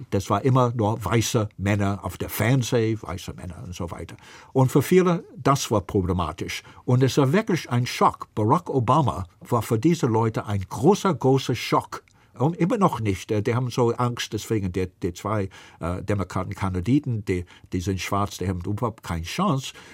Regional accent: New York, United States; German is a second language; Ich komme aus New York. In Manhattan, Donald Trump hat 50.000 Wähler und Hillary 500.000.

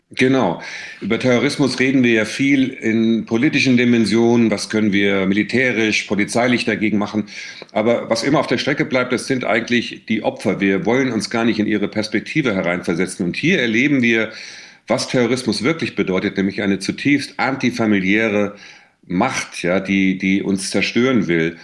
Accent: Bensheim, Hesse, Germany; moved away; also born or lived in Seeheim-Jugenheim; ich habe ja da meine Kindheit und meine Schulzeit, äh, verbracht

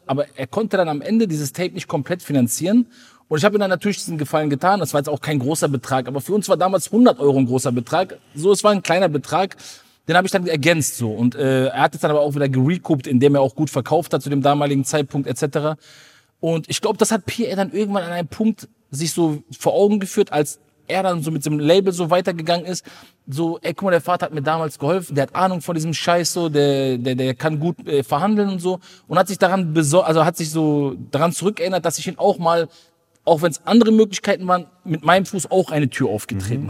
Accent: Ruhr area, North Rhine-Westphalia, Germany; ich komme aus dem Ruhrpott

